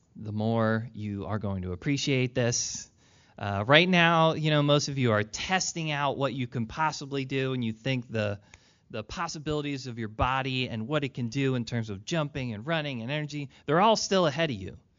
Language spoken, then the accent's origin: English; Philadelphia, Pennsylvania, United States; I was born in Philly